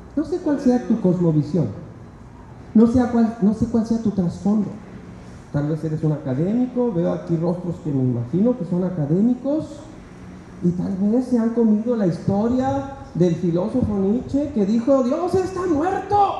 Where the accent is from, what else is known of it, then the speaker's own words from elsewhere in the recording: Mexico; Siendo mexicanos